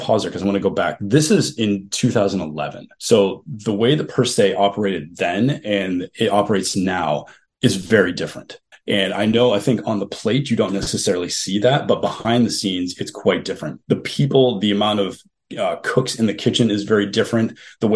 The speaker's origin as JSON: {"language": "English", "region": "New England", "country": "United States", "also_born_or_lived": "Kentucky", "said": "I know I'm from New England."}